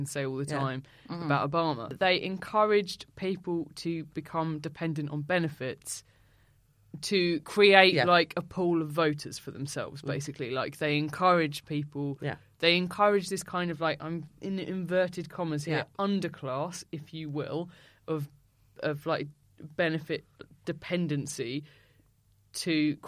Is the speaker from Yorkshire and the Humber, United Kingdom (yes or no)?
no; Essex, East of England, United Kingdom; I grew up in Essex, and I believe my part of Essex had like a particularly high rate of teenage pregnancy